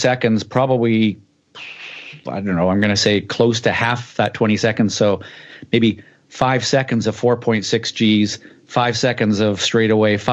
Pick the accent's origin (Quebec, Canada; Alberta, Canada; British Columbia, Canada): British Columbia, Canada; Vancouver; Vancouver, my hometown.